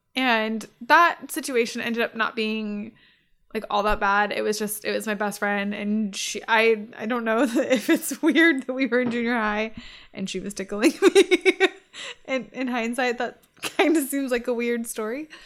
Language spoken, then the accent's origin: English; Riverside, California, United States; I grew up in Riverside